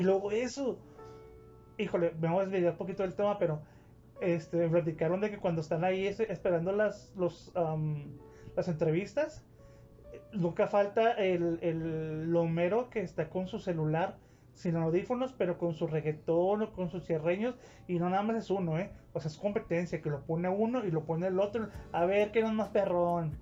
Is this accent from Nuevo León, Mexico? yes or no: no; Ciudad Juárez, Chihuahua, Mexico; yo soy de Juárez, pero es la verdad. Aquí en Juárez, nosotros no queremos a los chilangos